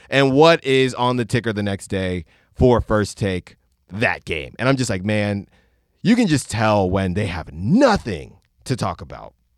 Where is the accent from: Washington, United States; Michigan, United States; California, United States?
California, United States; Concord; first language Spanish; English is a second language; I grew up in Concord